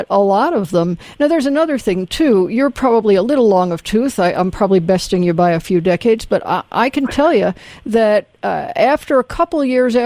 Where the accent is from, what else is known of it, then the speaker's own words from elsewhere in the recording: the South, United States; I grew up in the South in the 60s